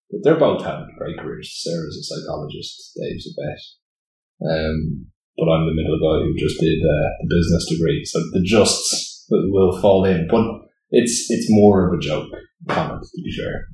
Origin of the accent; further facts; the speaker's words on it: Greystones, County Wicklow, Ireland; I grew up actually in Greystones, so born into Greystones, born into Applewood Heights, up the road. Mum was actually originally from Greystones.